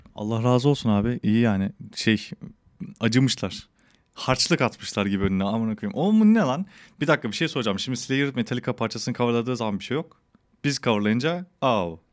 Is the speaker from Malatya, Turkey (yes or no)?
yes; Malatya, Turkey; also born or lived in Kadıköy, Istanbul; now in Istanbul, Turkey; ben Malatya'da büyüdüm.